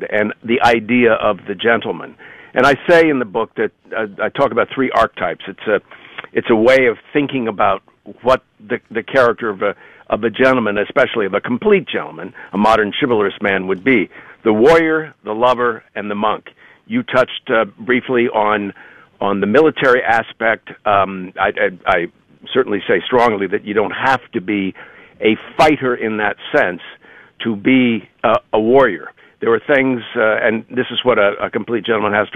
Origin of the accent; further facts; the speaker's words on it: Ohio, United States; moved away as an adult; also born or lived in New York area; now in New York, United States; I grew up in Ohio, but I've been in the New York area for 40 years